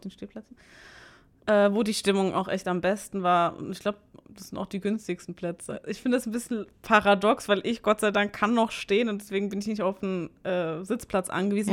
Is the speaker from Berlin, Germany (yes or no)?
no; Mannheim, Baden-Württemberg, Germany; now in Karlsruhe, Germany; ich bin gebürtige, gebürtige Monnemerin